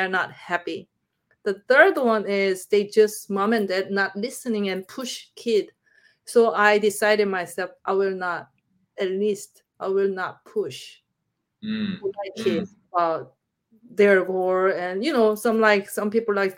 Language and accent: English; Busan, South Korea; English is a second language; moved away; I'm from Busan